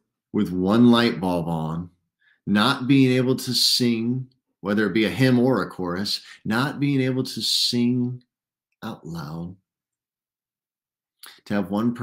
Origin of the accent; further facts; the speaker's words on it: United States; we, as an American church